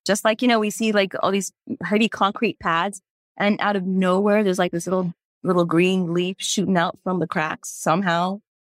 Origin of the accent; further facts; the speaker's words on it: Houston, Texas, United States; also born or lived in India; growing up in the United States, in Houston, Texas